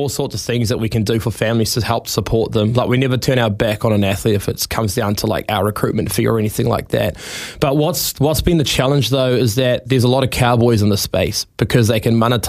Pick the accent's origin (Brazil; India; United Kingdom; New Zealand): New Zealand; Taranaki; I'm from Taranaki, grew up in a really humble family. Dad's a tennis coach.